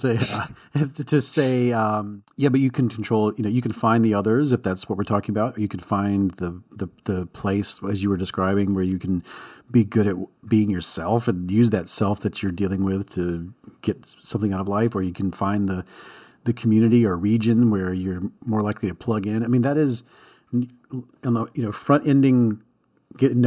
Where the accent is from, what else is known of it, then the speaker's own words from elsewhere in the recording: the South, United States; I'm from the South